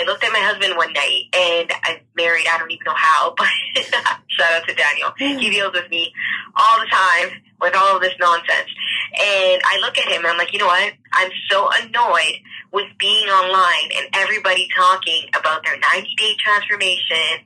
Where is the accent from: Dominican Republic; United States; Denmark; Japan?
Dominican Republic; now in Toronto, Canada; I reside in Toronto, Canada, but I was born in the Dominican Republic